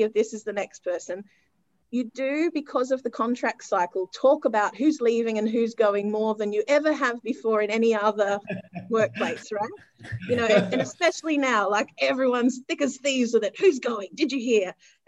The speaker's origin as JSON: {"language": "English", "country": "Australia", "said": "I actually stepped away from Patna and went back to my home country, which at that time was Australia"}